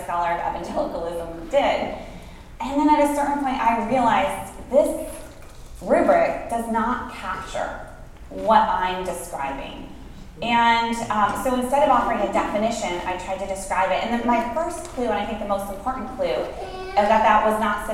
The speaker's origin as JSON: {"language": "English", "region": "Northwest Iowa", "country": "United States", "tie": "born or raised there", "said": "I grew up in a small town in Iowa with one bookstore"}